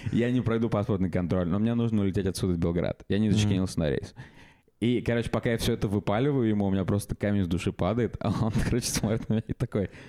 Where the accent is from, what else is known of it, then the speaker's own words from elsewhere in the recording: Russia; я из России